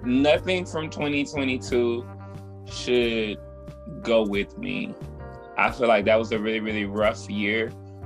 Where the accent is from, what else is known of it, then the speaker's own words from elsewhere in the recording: Birmingham, Alabama, United States; also born or lived in Clarksville, Tennessee; now in Atlanta, United States; I reside in Atlanta at the moment. I'm from Birmingham, Alabama, by way of Clarksville, Tennessee